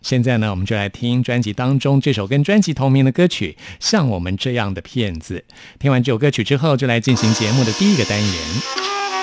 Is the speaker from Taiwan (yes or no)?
yes; Taipei, Taiwan; 我是台北人